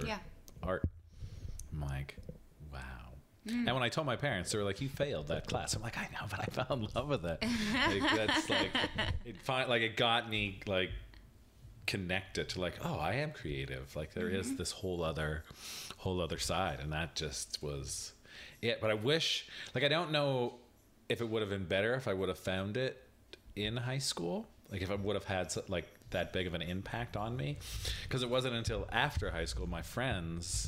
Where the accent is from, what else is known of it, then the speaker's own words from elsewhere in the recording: Hazleton, Pennsylvania, United States; I grew up in Hazleton, Pennsylvania.